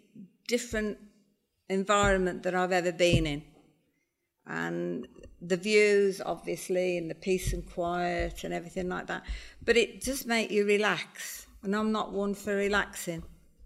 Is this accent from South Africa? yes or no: no; Worcester, West Midlands, United Kingdom; now in Spain; I'm from Worcester originally.